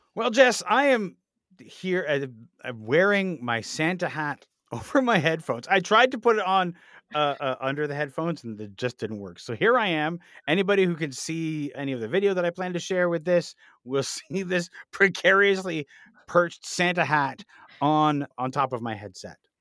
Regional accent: Canada; we're Canadian, so we celebrate Boxing Day

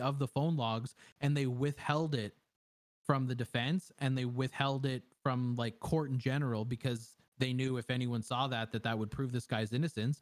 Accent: Canada; I'm a Canadian

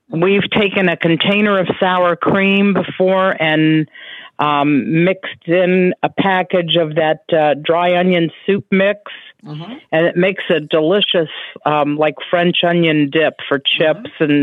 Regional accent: Columbus, Ohio, United States; I'm from Columbus, Ohio, mm-hmm.

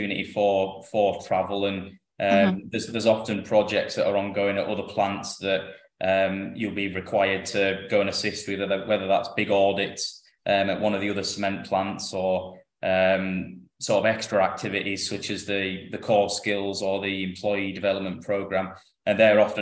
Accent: Lake District, North West England, United Kingdom; moved away as an adult; also born or lived in Cardiff; I'm from the Lake District in the north of England, so it's about 300 miles to where I work now

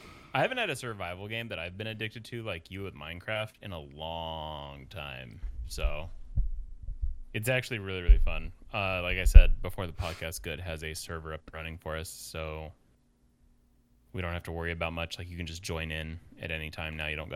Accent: Colorado, United States; From Colorado.

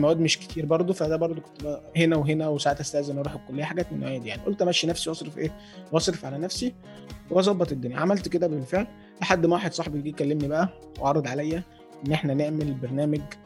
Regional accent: Badrashin, Giza Governorate, Egypt; انا من الجيزه في البدرشين

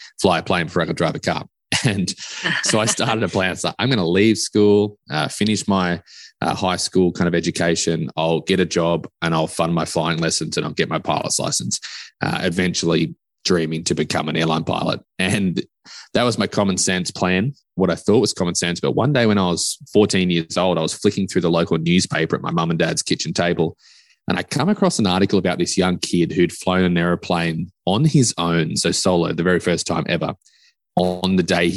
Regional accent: Australia; moved away; also born or lived in West Texas; I am actually from Australia

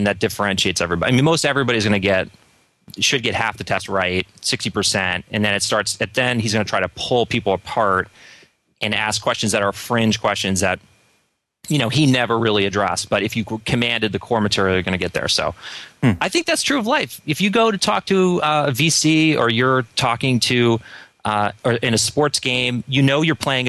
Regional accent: Philadelphia, Pennsylvania, United States; I got back to my hometown. I was raised in Northern Philadelphia area

